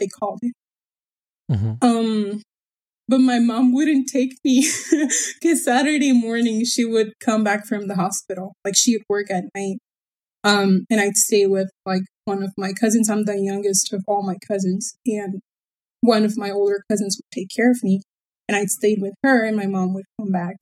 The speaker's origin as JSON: {"language": "English", "region": "Baja California", "country": "Mexico", "tie": "born or raised there", "first_language": "Spanish", "second_language": "English", "said": "I was born here, and I have lived here my whole life"}